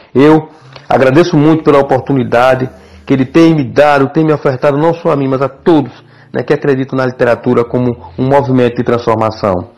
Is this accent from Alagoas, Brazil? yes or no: yes; Pão de Açúcar, Alagoas, Brazil; moved away as an adult; also born or lived in Sergipe; A cidade onde eu nasci, a cidade onde eu cresci e que fiquei por lá até os meus 19 anos